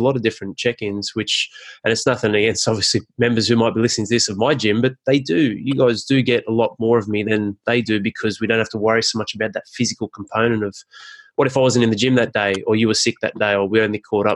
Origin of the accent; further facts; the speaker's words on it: Penrith, New South Wales, Australia; also born or lived in Northern Beaches, Sydney; I came from Penrith